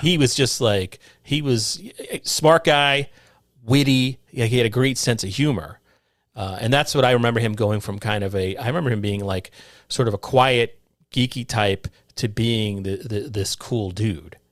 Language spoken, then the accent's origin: English; Somers, New York, United States; where we grew up in Somers, New York at the time